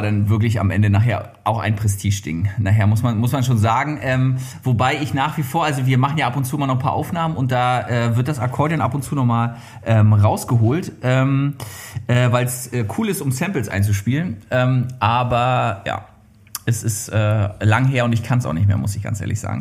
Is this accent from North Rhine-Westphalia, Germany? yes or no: no; Mecklenburg-Vorpommern, Germany; ich bin ja äh, auf dem Bauernhof groß geworden